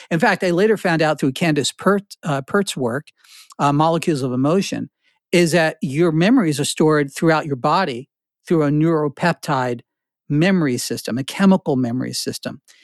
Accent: New Jersey, United States; also born or lived in Newark, New Jersey / Carteret, New Jersey / Flemington, New Jersey / Princeton, New Jersey; I was born in Newark, I, I, I, uh, had my young life in Carteret, the armpit of New Jersey, and then I wound up in Flemington.

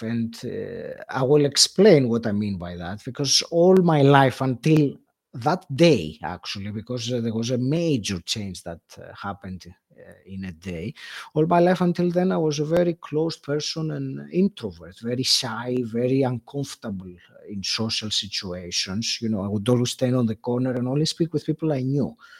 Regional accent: Greece; moved away as an adult; also born or lived in England; now in United Kingdom; I moved from, uh, Greece, my home country, to England, and that was something that I did in my mid-thirties

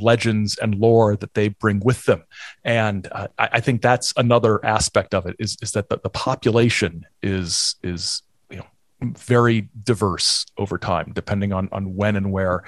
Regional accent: Indiana, United States; I'm from Indiana, which is, I mean, literally it's a liminal state

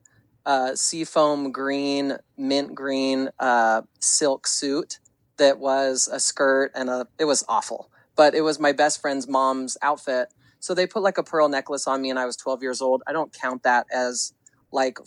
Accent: Modesto, California, United States; moved away as an adult; also born or lived in North Hollywood, California; now in Las Vegas, United States; I grew up in Northern California in Modesto, and it's the Northern Central Valley

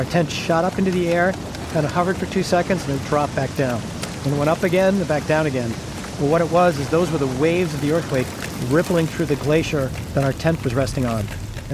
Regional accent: Massachusetts, United States; moved away as an adult; now in Fort Collins, United States; I have emigrated out here when I was in my 20s to be near the mountains from my home state of Massachusetts

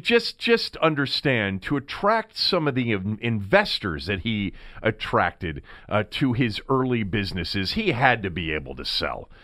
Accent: Montgomery County, Maryland, United States; growing up in Montgomery County, all right, and going to elementary school in the seventies

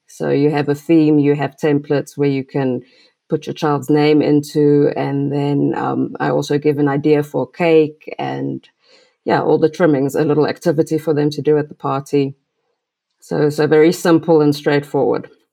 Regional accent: South Africa; I'm from South Africa

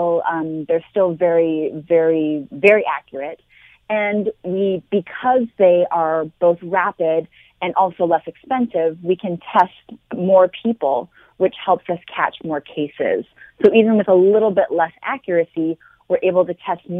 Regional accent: Montreal, Quebec, Canada; moved away as an adult; now in United States; I'm originally from Montreal, and I've been in the U.S. for over 20 years now

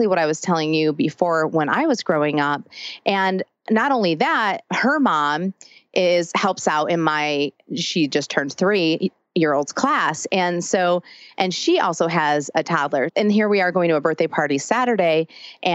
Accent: between Detroit and Ann Arbor, Michigan, United States; moved away as an adult; now in Nashville, United States; I grew up in Michigan between Detroit and Ann Arbor

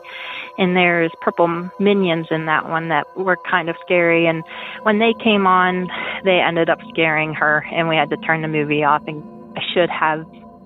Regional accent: Pennsylvania, United States; I'm from Pennsylvania

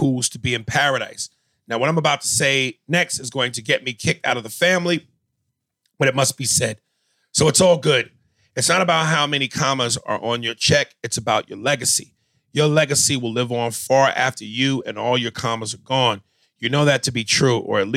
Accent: New York, United States; I'm from New York

